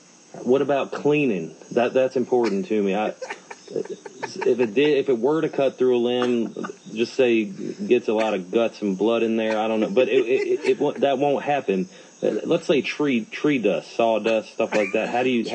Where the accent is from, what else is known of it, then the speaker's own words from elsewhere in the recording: Texas, United States; Now, let's see here. I'm from Texas. We have a lot of Home Depots over there in Texas.